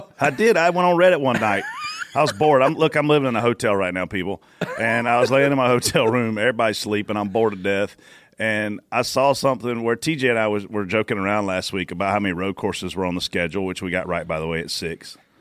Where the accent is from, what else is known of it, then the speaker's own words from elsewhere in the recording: Pageland, South Carolina, United States; I'm from Pageland